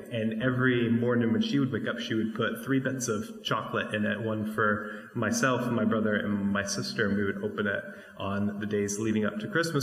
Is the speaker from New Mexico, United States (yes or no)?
yes; New Mexico, United States; When I was growing up in New Mexico